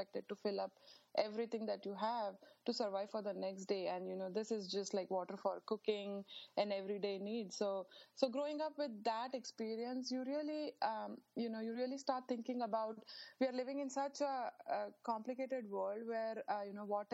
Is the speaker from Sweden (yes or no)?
no; India; now in United States; growing up in India